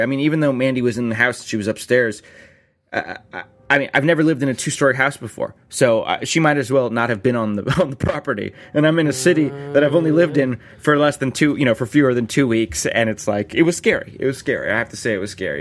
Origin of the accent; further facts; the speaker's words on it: South Florida, United States; I grew up in Florida, and I've lived in apartments since then